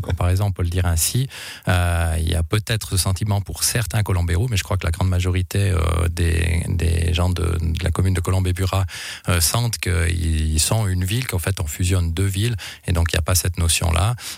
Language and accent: French; Monthey, Valais, Switzerland; chez nous à Monté